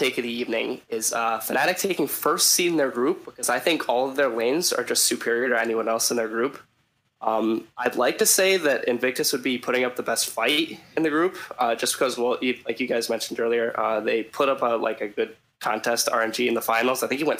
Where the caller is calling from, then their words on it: Henrietta, New York, United States; I am calling from Henrietta, just outside of Rochester, New York.